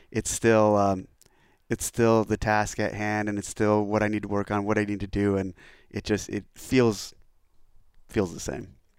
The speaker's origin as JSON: {"language": "English", "area": "NorCal, near Scotts Valley", "region": "California", "country": "United States", "tie": "born or raised there", "also_born_or_lived": "San Diego, California", "moved": "as an adult", "said": "returning home. I left, I left, I left this area in ninety-seven when I enlisted in the Navy"}